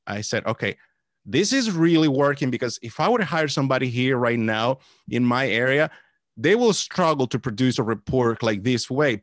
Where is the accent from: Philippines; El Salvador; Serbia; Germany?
El Salvador; now in Washington, D.C. area, United States; I was born in El Salvador. Uh, that's where I was born. Came to the States back in two thousand